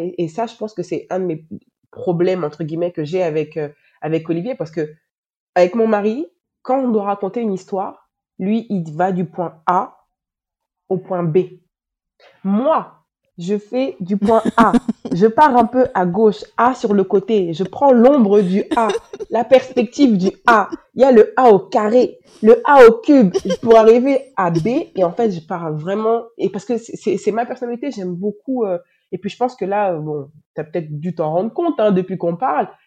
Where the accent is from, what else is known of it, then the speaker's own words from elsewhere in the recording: Paris, Île-de-France, France; moved away as an adult; also born or lived in Moncton, Canada / Montreal, Canada; now in Dakar, Senegal; Je suis née, j'ai grandi en France, euh, à Paris.